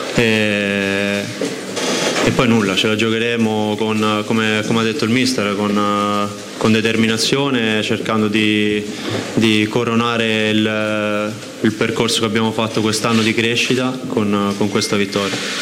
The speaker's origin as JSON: {"language": "Italian", "town": "Rome", "region": "Lazio", "country": "Italy", "tie": "born or raised there", "said": "sono nato a Roma"}